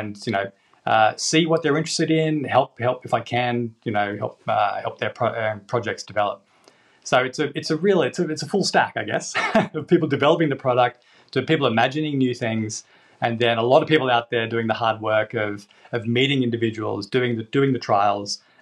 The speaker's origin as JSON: {"language": "English", "country": "Australia", "moved": "yes", "lives_now": "England", "said": "I'm from Australia"}